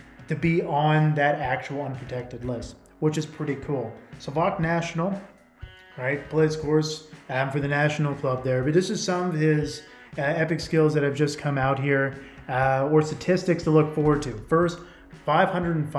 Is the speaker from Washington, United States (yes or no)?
yes; Seattle, Washington, United States; coming from the Seattle area